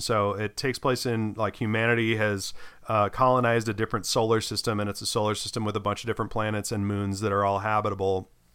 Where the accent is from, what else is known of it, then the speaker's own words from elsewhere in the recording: United States; as an American